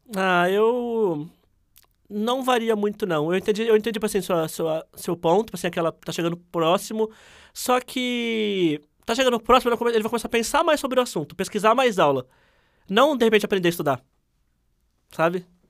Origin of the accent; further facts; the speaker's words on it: Ribeirão Preto, São Paulo, Brazil; eu sou nascido e criado no Simeone, que é o bairro com mais favelas aqui de Ribeirão Preto